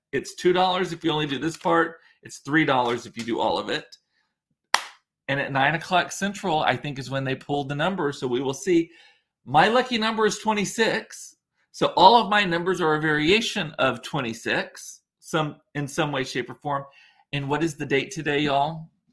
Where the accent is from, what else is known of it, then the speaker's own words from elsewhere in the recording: Rio Grande Valley, Texas, United States; growing up in the Rio Grande Valley